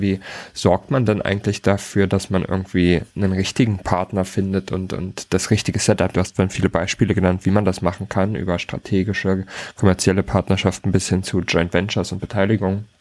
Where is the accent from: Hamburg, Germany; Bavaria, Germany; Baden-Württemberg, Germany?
Hamburg, Germany; als Hamburger